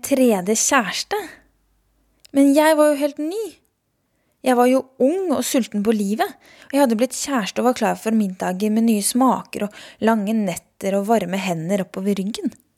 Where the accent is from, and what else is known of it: Norway; born or raised there